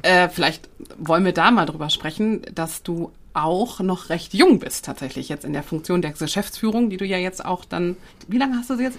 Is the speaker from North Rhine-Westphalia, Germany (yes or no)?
yes; Ruhr area, North Rhine-Westphalia, Germany; Ich äh, aus der Ecke Ruhrgebiet, Rheinland